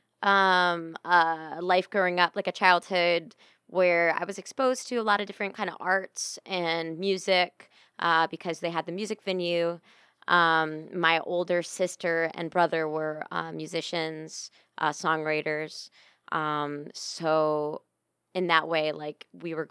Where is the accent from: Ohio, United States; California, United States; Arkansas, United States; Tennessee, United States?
Ohio, United States; Sylvania; I grew up in Sylvania, which is a little suburb of Toledo.